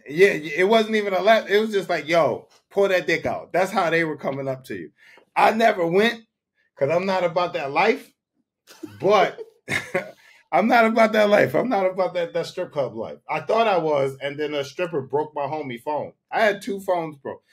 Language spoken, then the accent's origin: English; Philadelphia, Pennsylvania, United States; growing up in Philly